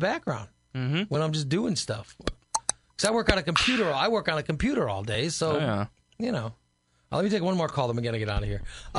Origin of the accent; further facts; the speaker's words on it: Gillespie, Illinois, United States; also born or lived in Chatham, Illinois; I grew up in Gillespie. I got Springfield stations, I got St. Louis stations, I got everything.